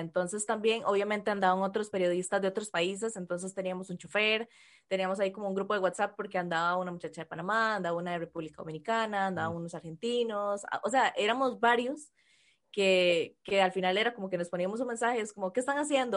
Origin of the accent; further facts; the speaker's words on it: Costa Rica; accent: Costa Rican R; en modo normal yo arrastro la R como cualquier tico